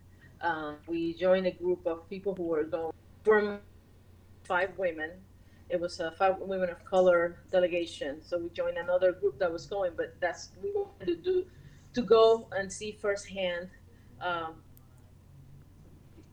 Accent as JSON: {"language": "English", "country": "Puerto Rico", "moved": "yes", "said": "I'm originally from Puerto Rico"}